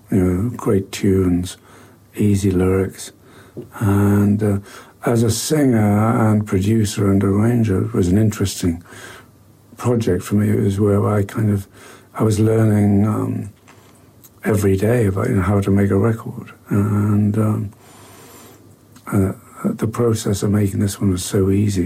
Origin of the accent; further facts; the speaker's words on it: Newcastle upon Tyne, North East England, United Kingdom; Newcastle, my hometown